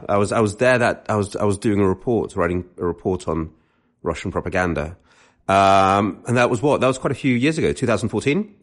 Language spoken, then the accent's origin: English; London, United Kingdom; I grew up in London